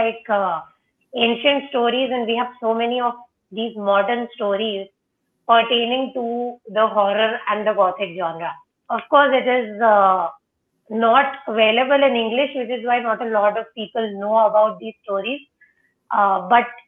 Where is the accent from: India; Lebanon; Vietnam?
India; we in India as well, we have now privatized everything